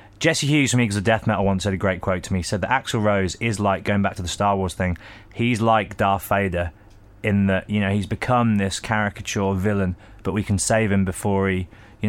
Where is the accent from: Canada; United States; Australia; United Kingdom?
United Kingdom; as a Brit